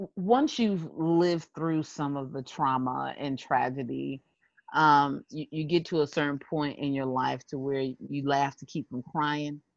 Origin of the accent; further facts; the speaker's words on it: Springfield, Massachusetts, United States; I'm from Springfield, Massachusetts.